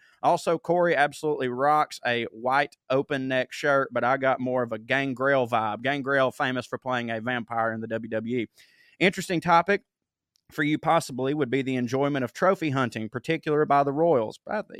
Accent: Scotland, United Kingdom; Full disclosure, I'm Scottish, not British, and I want to see my country become the independent, progressive country that we can be given a chance, hopefully 2023.

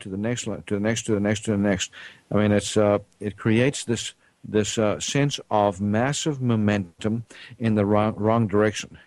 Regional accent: South Africa; moved away; I grew up in South Africa

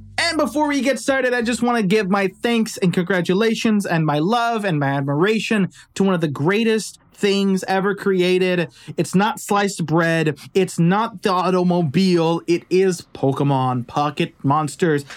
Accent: Los Angeles, California, United States; it was filmed in my hometown

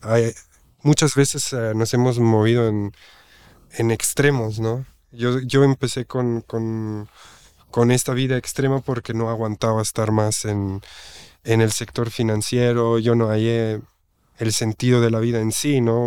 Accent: German-speaking Switzerland, Switzerland; Spanish is a second language; moved away as an adult; now in Oaxaca, Mexico; yo nací en Suiza, en la parte alemana. Mi mamá es de Italia y emigró a Suiza, mi papá de España emigró a Suiza y pues yo nací ahí y ahí pues hice toda mi escuela, toda mi infancia en Suiza

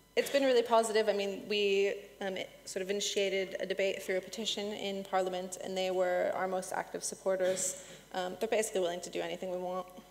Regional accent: United States; moved away as an adult; now in United Kingdom; I'm American

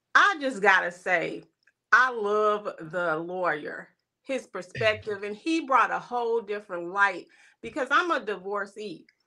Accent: East St. Louis, Illinois, United States; now in Minnesota, United States; I'm originally from East Saint Louis, but I live in Minnesota.

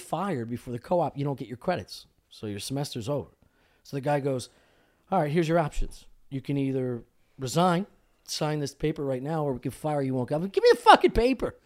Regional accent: Delco, Pennsylvania, United States; I'm coming from Delco. Like, ok, I went to school, high school with a bunch of waterheads

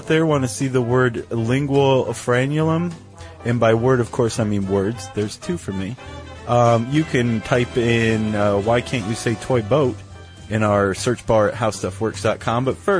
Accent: Ohio, United States; I'm from Ohio, and right. sometimes you can hear that every once in a while.

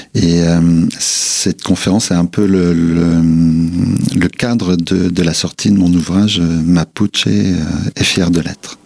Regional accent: Nancy, Grand Est, France; also born or lived in Vosges / Brazil; Les racines sont vosgiennes, mais je suis né à Nancy

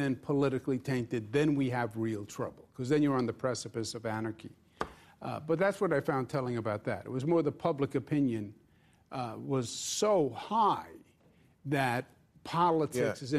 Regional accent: New York City, New York, United States; We're both from Queens, New York.

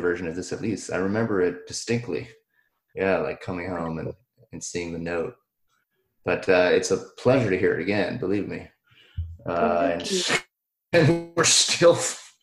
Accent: Ohio, United States; I grew up in Ohio

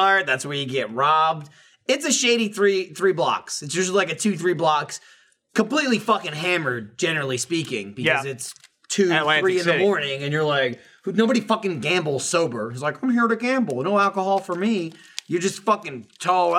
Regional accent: East Coast, United States; moved away; We're from the East Coast.

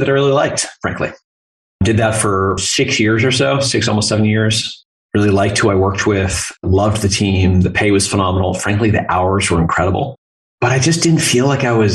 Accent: Vermont, United States; moved away as an adult; also born or lived in North Carolina / California; So I am from Vermont originally. Grew up there

